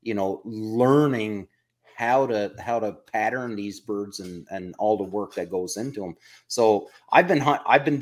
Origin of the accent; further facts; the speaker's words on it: Newfoundland and Labrador, Canada; now in Ontario, Canada; I'm originally from Newfoundland